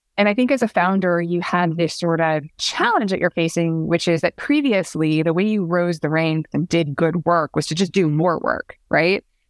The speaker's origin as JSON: {"language": "English", "region": "Pacific Northwest", "country": "United States", "tie": "born or raised there", "moved": "yes", "lives_now": "New York, United States", "said": "I grew up in the Pacific Northwest"}